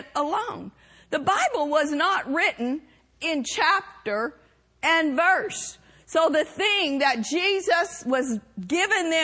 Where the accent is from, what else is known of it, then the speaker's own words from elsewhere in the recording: Oklahoma, United States; growing up in Oklahoma